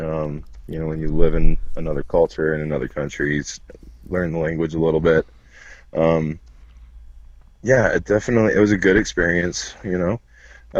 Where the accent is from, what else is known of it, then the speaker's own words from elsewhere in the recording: Port Aransas, Texas, United States; moved away; also born or lived in Salt Lake City, Utah; We moved to Port Aransas, Texas, and spent most of my childhood there on the coast